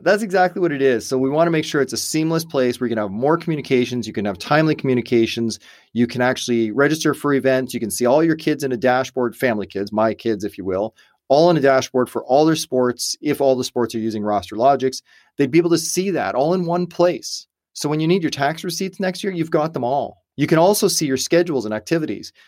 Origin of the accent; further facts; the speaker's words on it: Canada; also born or lived in United States; I'm Canadian born